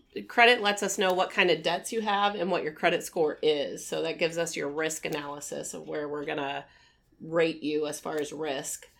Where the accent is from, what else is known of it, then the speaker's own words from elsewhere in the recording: Omaha, Nebraska, United States; born and raised in Omaha, lived here all my life